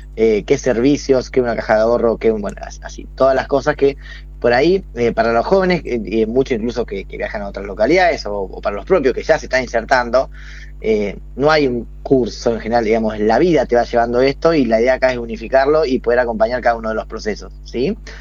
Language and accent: Spanish; Toay, La Pampa, Argentina; yo soy de Toay, soy de Toay